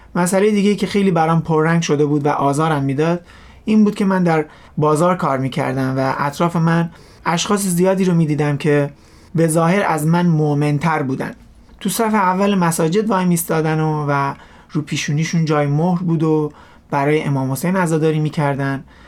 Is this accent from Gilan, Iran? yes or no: yes; Rasht, Gilan, Iran; در کشور ایران و شهر رشت در یه خانواده مسلمان متولد شدم و رشد کردم